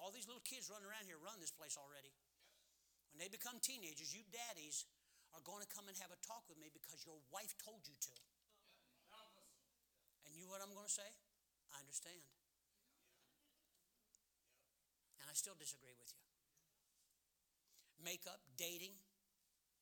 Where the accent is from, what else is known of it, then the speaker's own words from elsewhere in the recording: Cleveland, Ohio, United States; I was born 15th in Cleveland